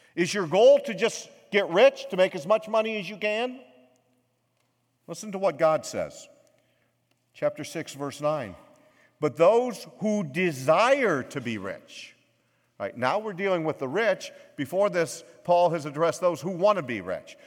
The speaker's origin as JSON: {"language": "English", "country": "United States", "tie": "born or raised there", "said": "I was born in America"}